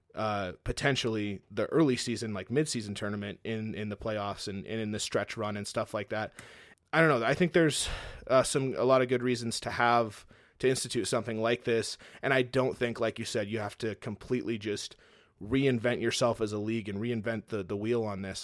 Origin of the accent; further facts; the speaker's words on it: Fresno, California, United States; now in Montana, United States; we grew up in California, originally from the Fresno area down in California. That's where I'm originally from